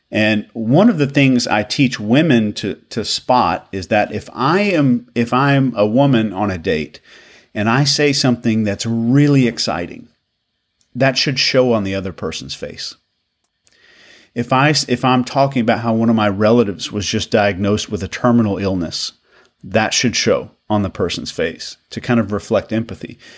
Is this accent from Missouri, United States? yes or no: no; Arkansas, United States; moved away; I'm from uh, originally from Arkansas, so when I go back home, my accent is doesn't sound like this, and I don't try to do that.